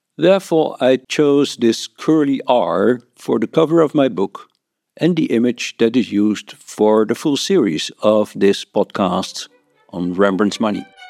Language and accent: English; Netherlands; I'm from the Netherlands.